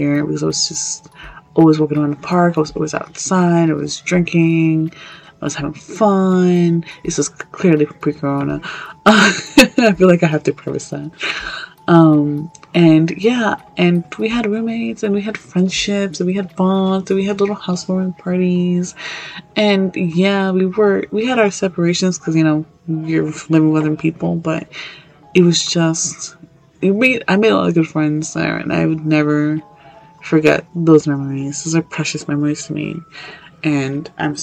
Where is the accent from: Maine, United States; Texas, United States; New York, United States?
New York, United States; I'm from New York